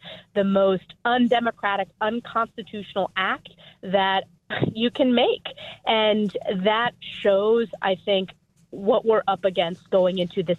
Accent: New York, United States; my home state of New York

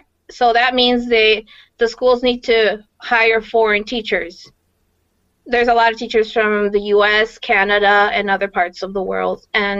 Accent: Guadalajara, Jalisco, Mexico; moved away as an adult; also born or lived in Whittier, California; now in Madison, United States; I was born in Whittier, California. But at some point when I was still young, I moved to Guadalajara, Mexico. Mm-hmm. And I grew up basically in Mexico. And I've been in Madison for about 5 years, a little bit over 5 years.

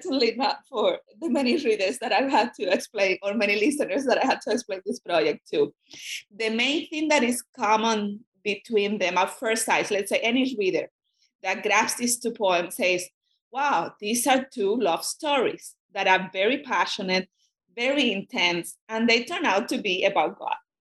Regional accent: Cuba; first language Spanish; English is a second language; I'm a Spanish speaker, and I grew up in Cuba, and it happened to be that in communist Cuba, when I was a student, those readings were forbidden

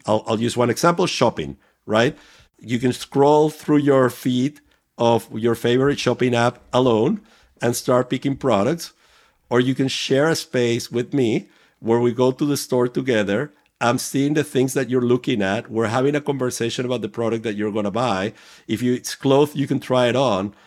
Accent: Venezuela; moved away; I was growing up in Venezuela

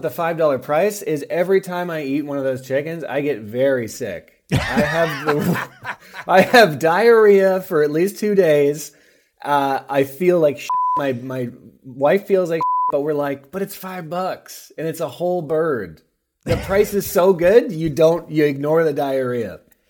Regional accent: Los Angeles, California, United States; If I'm in my hometown in LA, I would be in and out like a fiddler's elbow.

